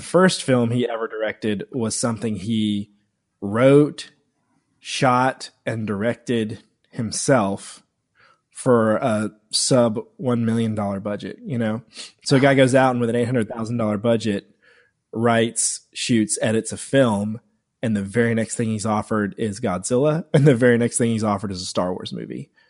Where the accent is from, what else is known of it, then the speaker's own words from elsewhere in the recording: Woodruff, South Carolina, United States; now in Greenville, United States; I grew up in Woodruff, South Carolina